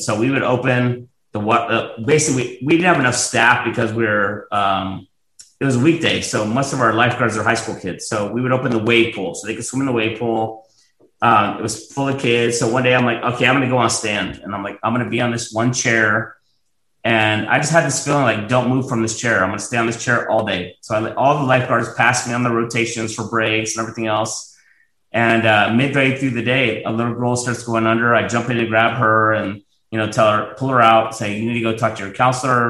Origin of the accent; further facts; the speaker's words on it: Plano, Texas, United States; also born or lived in Virginia Beach, Virginia; now in San Antonio, United States; Grew up in Plano, Texas, outside of Dallas, fifth grade through high school.